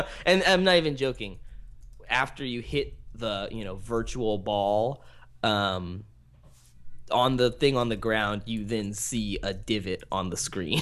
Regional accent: American Canyon, California, United States; I grew up in American Canyon

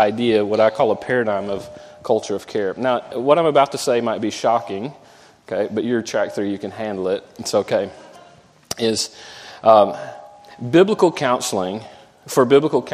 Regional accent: Jacksonville, Florida, United States; moved away; I grew up in Jacksonville, Florida.

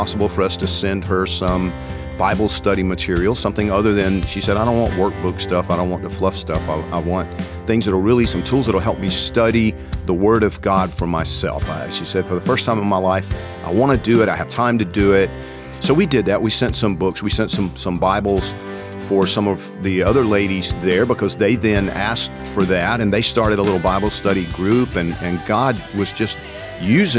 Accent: Georgia, United States; I'm from Georgia

